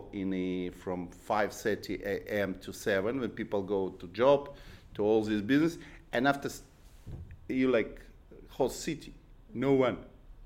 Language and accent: English; Belarus; English is a second language; also born or lived in Israel; now in Brooklyn, United States; I was born in Belarus